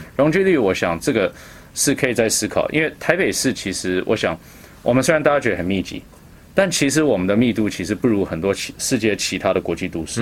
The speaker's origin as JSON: {"language": "Chinese", "town": "Vancouver", "region": "British Columbia", "country": "Canada", "tie": "born or raised there", "moved": "yes", "lives_now": "Taipei, Taiwan", "said": "我是Vancouver boy"}